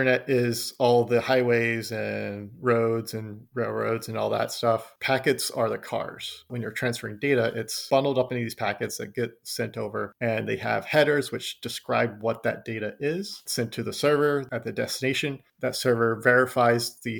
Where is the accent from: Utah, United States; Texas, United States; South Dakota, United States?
Texas, United States; accent: southern; also born or lived in Philadelphia